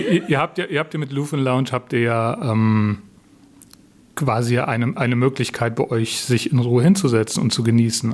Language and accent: German; Southern Germany, Germany; für mich als Süddeutsche